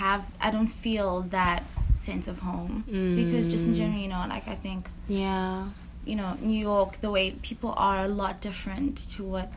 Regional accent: South Africa; I'm South African, proudly South African.

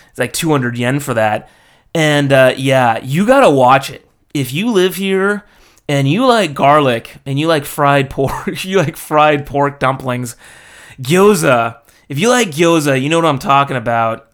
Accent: United States; moved away as an adult; now in Japan; being American

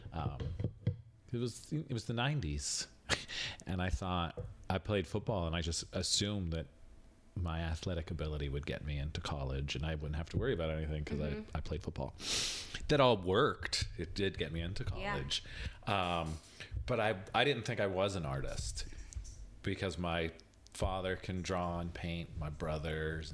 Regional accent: Hazleton, Pennsylvania, United States; I grew up in Hazleton, Pennsylvania.

